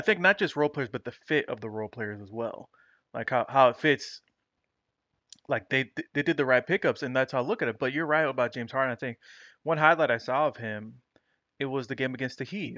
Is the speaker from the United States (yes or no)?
no; Dominican Republic; my home country, Dominican Republic